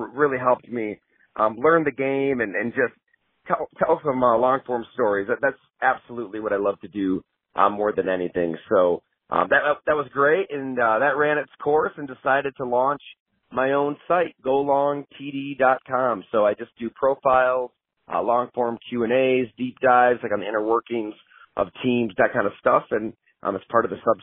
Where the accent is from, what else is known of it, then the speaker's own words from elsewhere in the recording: Western New York, United States; moved away as an adult; also born or lived in Syracuse, New York / Milwaukee, Wisconsin; I grew up in Western New York, so from about an hour south of Buffalo